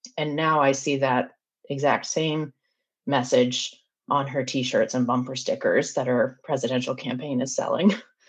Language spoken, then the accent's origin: English; the South, United States; also born or lived in North Carolina; now in Charleston, United States; as someone who was born and raised in the South